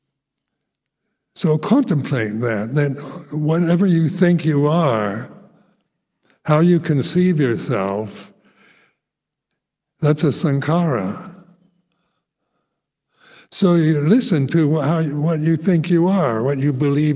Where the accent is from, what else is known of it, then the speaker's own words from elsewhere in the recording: United States; moved away; I grew up with in American Christian family life